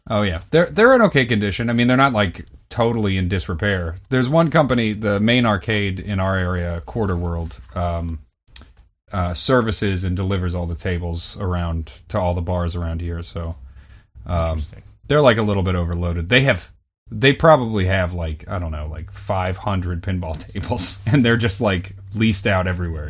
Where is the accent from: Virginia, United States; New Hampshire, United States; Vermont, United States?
Vermont, United States; when I was growing up in Vermont